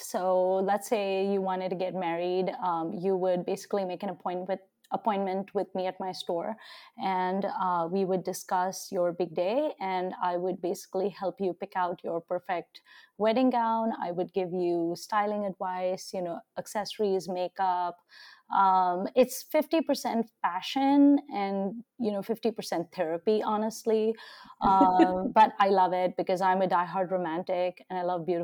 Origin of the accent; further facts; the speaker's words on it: Nigeria; also born or lived in India; now in United States; Yeah, um, so I'm Indian and I've lived on several continents. I actually grew up in Nigeria, West Africa, in a very sort of rural setting. Um, but I then lived in India and I've lived in the US for almost 20 years now.